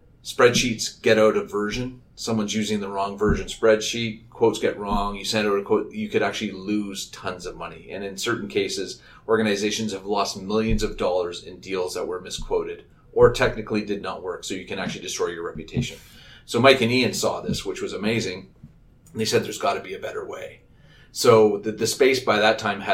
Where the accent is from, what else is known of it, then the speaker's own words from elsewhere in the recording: Vancouver, British Columbia, Canada; moved away as an adult; also born or lived in Montreal / Toronto; I grew up out in the West Coast, in Vancouver, went to UBC.